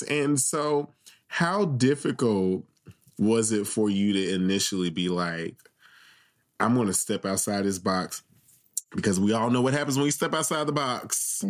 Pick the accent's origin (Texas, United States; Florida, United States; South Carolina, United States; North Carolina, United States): South Carolina, United States; growing up in South Carolina, like, you have 5 safe spaces in the entire state.